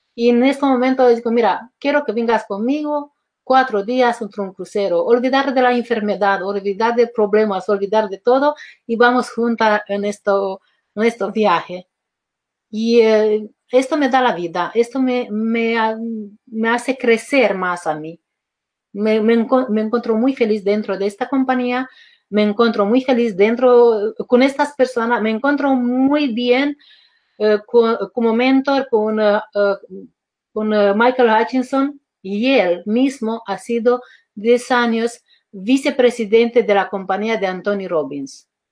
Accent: Romania; Spanish is a second language; moved away as an adult; now in Spain; yo me he llevado a mis dos hijos y me he ido en Constanza, que es Mar Negro

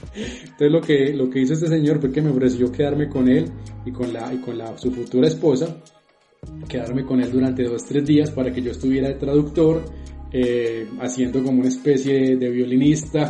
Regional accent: Colombia; como buenos colombianos

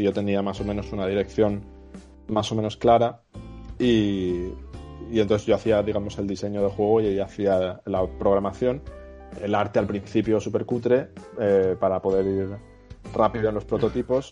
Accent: Valencia, Valencian Community, Spain; moved away; Yo soy de Valencia y, mis abuelos se conocieron en un pueblo que está cerca que se llama Náquera

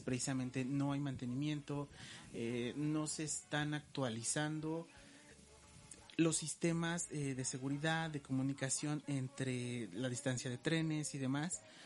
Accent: Mexico; como buenos mexicanos

